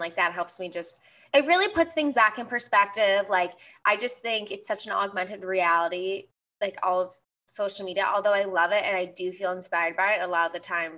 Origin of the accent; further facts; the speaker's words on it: Philadelphia, Pennsylvania, United States; I'm from Philly